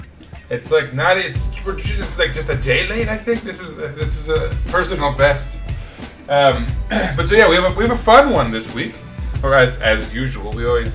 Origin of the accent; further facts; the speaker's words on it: New York, United States; as New Yorkers